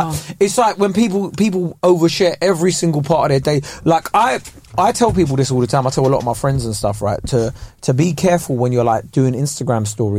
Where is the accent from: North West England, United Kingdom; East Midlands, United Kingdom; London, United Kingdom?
London, United Kingdom; That's my hometown, was about Norwood.